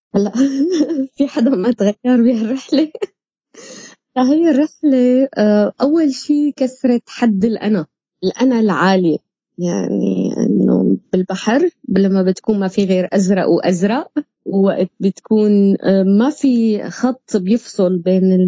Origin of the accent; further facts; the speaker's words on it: Syria; moved away; نحن كسوريين